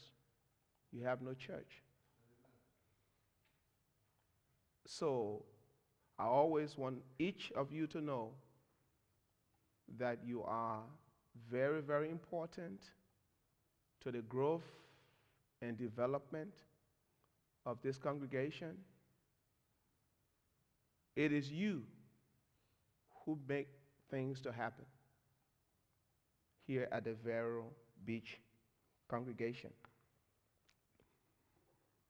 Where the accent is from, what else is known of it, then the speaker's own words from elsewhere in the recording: Monrovia, Montserrado, Liberia; I'm from Liberia. Liberia is a nation in West Africa.